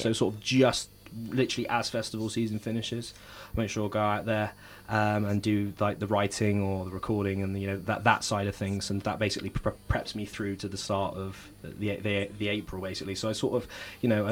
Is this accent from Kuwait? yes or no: no; Bristol, South West England, United Kingdom; born or raised there